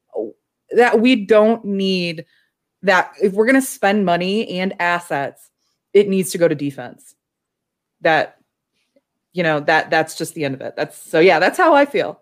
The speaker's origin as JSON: {"language": "English", "town": "Chicago", "region": "Illinois", "country": "United States", "said": "as a Chicagoan"}